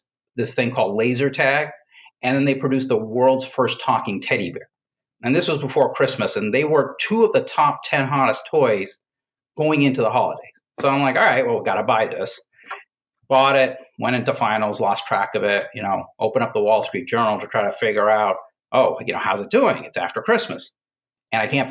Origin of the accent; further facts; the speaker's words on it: Boston, Massachusetts, United States; moved away; I grew up in Boston, in and around Boston